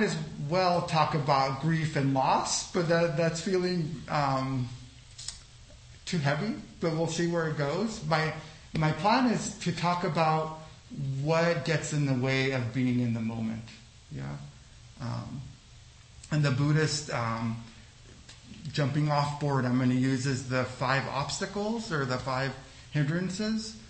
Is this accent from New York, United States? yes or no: no; Los Angeles, California, United States; also born or lived in El Salvador; I'm from El Salvador, but I grew up in Los Angeles